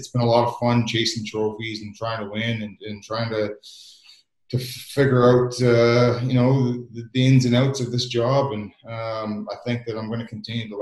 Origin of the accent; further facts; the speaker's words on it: Canada; moved away as an adult; now in Belfast, United Kingdom; as a Canadian growing up